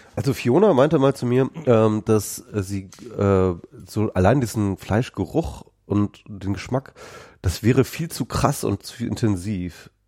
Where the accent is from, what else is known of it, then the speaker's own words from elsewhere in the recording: Lower Saxony, Germany; bei uns in Niedersachsen